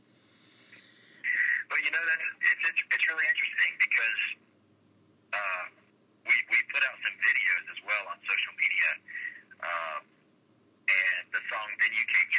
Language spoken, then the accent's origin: English; Weatherford, Texas, United States; my hometown of Weatherford, Texas